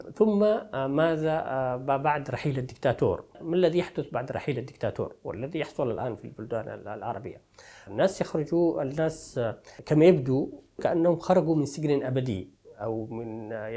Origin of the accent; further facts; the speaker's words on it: rural Taiz, Taiz Governorate, Yemen; moved away as an adult; now in Paris, France; جيت من منطقه ريفيه من تعز